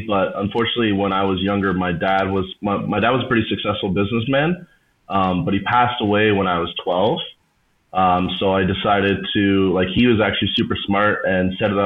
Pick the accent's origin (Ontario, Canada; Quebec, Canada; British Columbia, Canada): Ontario, Canada; Hamilton; I'm from Hamilton, Ontario, just outside of Toronto